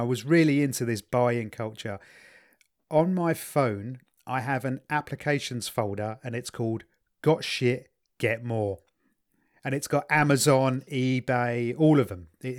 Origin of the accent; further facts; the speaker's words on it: England, United Kingdom; because I'm the English version of one of them, aren't I?